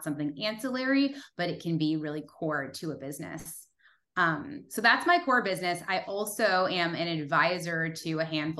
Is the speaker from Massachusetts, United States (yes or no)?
yes; Massachusetts, United States; now in California, United States; I was born and raised in Massachusetts